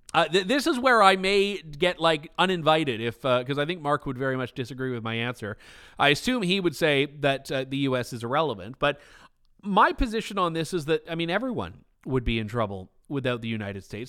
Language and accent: English; Trenton, Ontario, Canada; I am from, uh, Trenton, Ontario, Canada